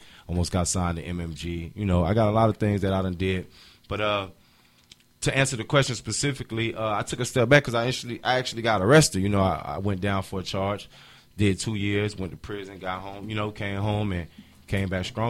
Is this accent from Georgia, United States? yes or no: no; Miami, Florida, United States; I've been doing music from Miami. I'm from Miami.